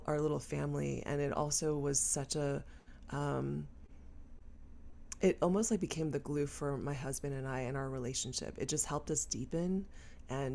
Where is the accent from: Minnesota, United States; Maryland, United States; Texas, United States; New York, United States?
Texas, United States; growing up in Texas and being one of the few Asian kids in a very, very white neighborhood